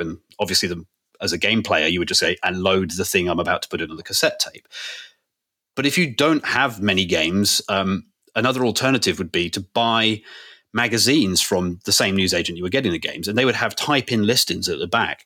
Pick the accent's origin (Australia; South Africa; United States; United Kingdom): United Kingdom; just being British